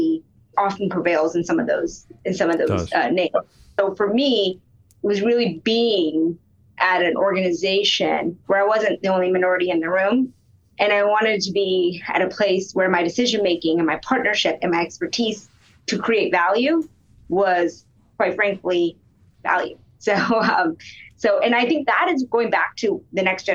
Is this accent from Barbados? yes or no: no; Alabama, United States; moved away; I'm a daughter of Indian immigrants, and I grew up in Alabama